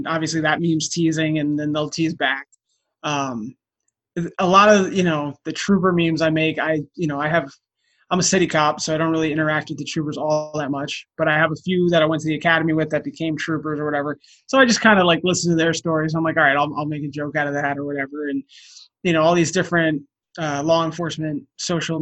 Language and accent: English; New Jersey, United States; I'm from New Jersey